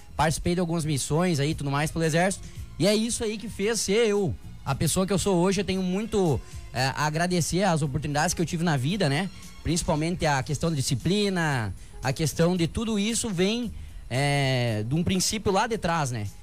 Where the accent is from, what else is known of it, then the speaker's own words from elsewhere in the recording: Santa Rosa, Rio Grande do Sul, Brazil; sou natural aqui de Santa Rosa